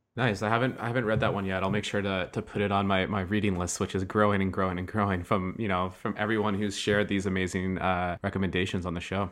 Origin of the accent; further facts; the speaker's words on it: Ottawa, Ontario, Canada; I'm from Ottawa